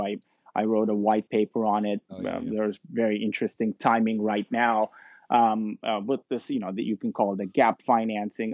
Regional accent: Istanbul, Turkey; also born or lived in London; now in New York, United States; I'm originally from Istanbul, Turkey

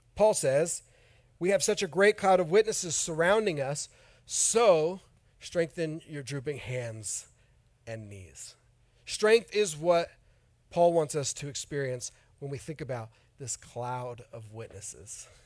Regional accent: Oroville, California, United States; moved away; I'm from Northern California too, from a town near Chico

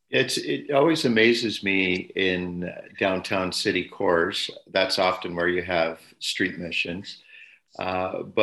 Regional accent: Sudbury, Ontario, Canada; moved away as an adult; I grew up in Sudbury.

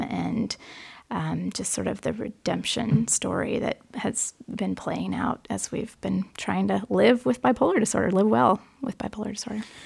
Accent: Forest Grove, Oregon, United States; I grew up in Forest Grove, Oregon, which is a small town about thirty miles west of Portland toward the beach.

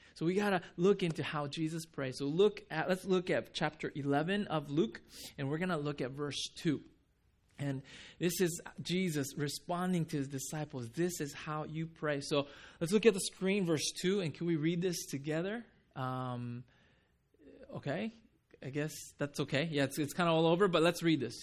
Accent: Japan; moved away; I'm from Japan

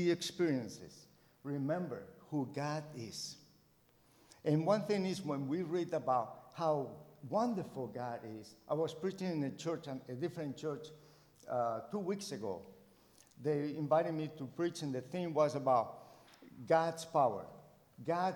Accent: Colombia; moved away as an adult; also born or lived in United States; now in Mexico; I grew up in Colombia, South America

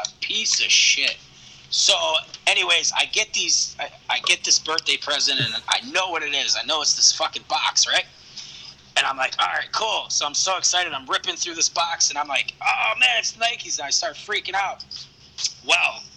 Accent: New York, United States; I grew up in New York

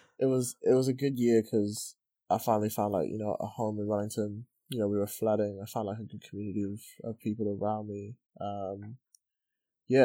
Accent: Qatar; I grew up with people in Qatar that just had a way better story to tell.

